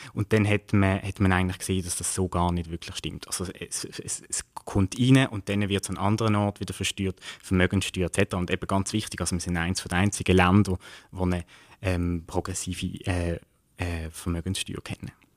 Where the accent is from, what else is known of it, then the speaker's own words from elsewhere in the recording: Basel, Basel-Stadt, Switzerland; ich komme aus dem Kanton Kanton Basel-Stadt